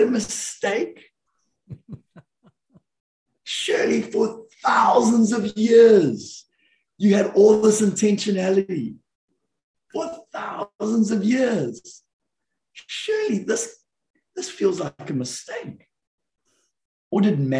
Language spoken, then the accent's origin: English; South Africa; now in Redding, United States; growing up in the South African culture